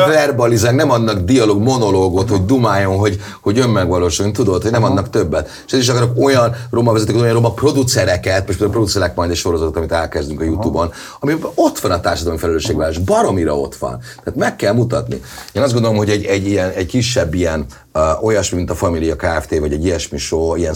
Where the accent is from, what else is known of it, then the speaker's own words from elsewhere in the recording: Budapest, Hungary; a Király utcába nőttem föl, hát anyukám ott